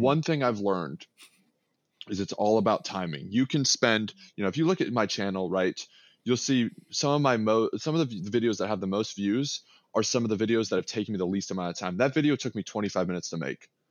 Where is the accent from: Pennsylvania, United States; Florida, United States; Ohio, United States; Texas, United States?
Texas, United States; Austin; I'm born and raised in Austin, Texas, but my family's from Chicago.